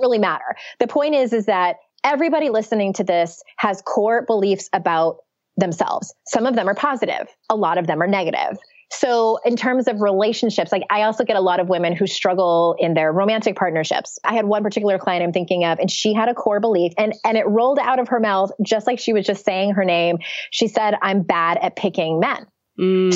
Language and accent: English; San Diego, California, United States; moved away; I went back to my hometown of San Diego